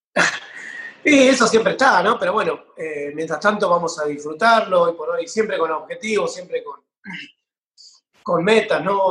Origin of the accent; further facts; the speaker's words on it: San Pedro, Buenos Aires Province, Argentina; yo soy acá de San Pedro, provincia de Buenos Aires